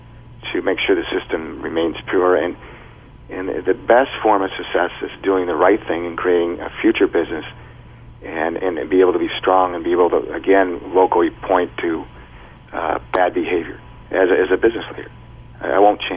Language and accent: English; United States; an American entrepreneur and head of a billion-dollar corporation